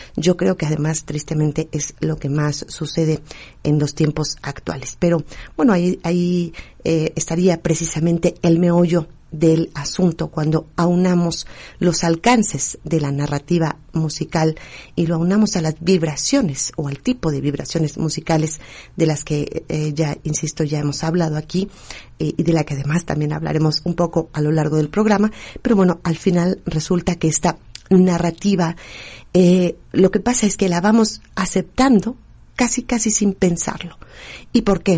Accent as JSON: {"language": "Spanish", "country": "Mexico", "said": "aquí en México, por lo menos que decimos que vamos eh, recordando nuestra identidad y nuestras raíces"}